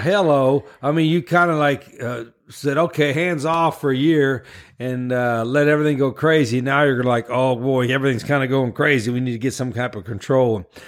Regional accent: West Virginia, United States; moved away as an adult; also born or lived in New Orleans; we're both from West Virginia

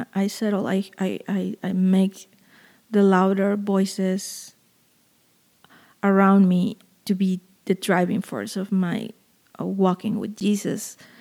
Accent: Veracruz, Mexico; moved away; my hometown, which is Veracruz in southern Mexico

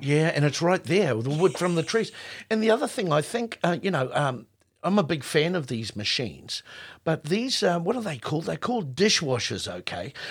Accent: New Zealand; as a Māori New Zealander.

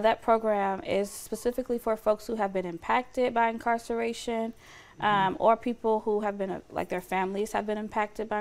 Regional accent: Lithonia, Georgia, United States; moved away as an adult; now in Fresno, United States; I grew up in Atlanta, Georgia. Um, well, on the outskirts of Atlanta, Georgia, um, in the metro Atlanta area in Lithonia

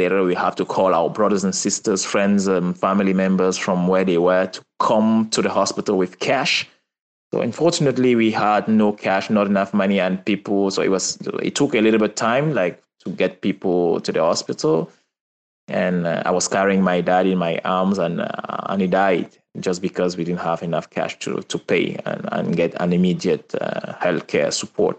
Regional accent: Douala, Littoral, Cameroon; also born or lived in Marseille, France; I was born and raised in Cameroon.

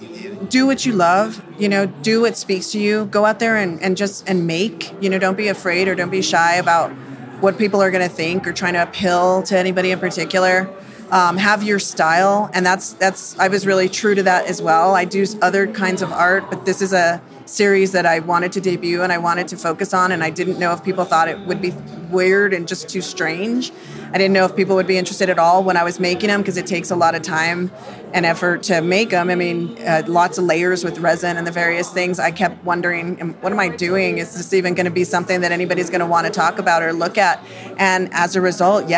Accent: Santa Fe, New Mexico, United States; I'm from Santa Fe

